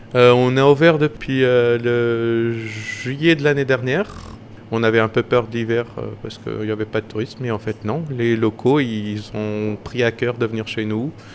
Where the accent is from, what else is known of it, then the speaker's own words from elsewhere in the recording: Madeira, Portugal; also born or lived in northern Portugal / Paris; now in Moulins-Engilbert, France; moi, je suis de Madère